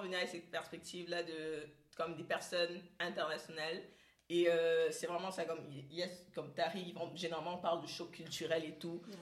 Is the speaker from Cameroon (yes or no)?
yes; Cameroon; moved away as an adult; now in Canada; je viens du Cameroun